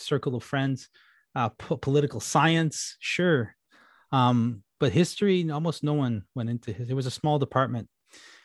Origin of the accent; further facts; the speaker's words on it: Ottawa, Ontario, Canada; I grew up in Ottawa, Canada, which is a government town.